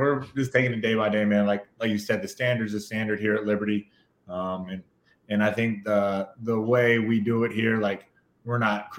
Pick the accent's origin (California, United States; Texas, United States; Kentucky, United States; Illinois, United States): Kentucky, United States; growing up in Kentucky